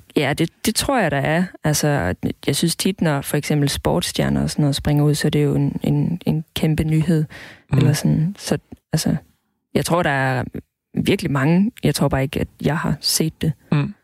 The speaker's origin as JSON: {"language": "Danish", "area": "Southern Jutland", "region": "Southern Denmark", "country": "Denmark", "tie": "born or raised there", "moved": "yes", "lives_now": "Roskilde, Denmark", "said": "jeg kommer fra Sønderjylland, hvor der ikke er den største befolkning af homoseksuelle, så jeg havde ikke rigtig nogen at spejle mig"}